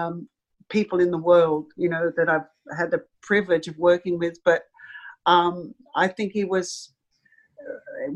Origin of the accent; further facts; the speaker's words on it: Australia; as an Australian